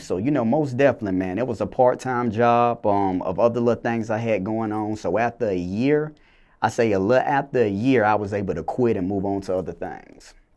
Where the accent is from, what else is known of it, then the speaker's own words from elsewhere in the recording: Clayton County, Georgia, United States; also born or lived in Macon, Georgia; originally I was born in Macon, Georgia, but I was raised in, uh, Clayton County, you know, the south side of the metro area of Atlanta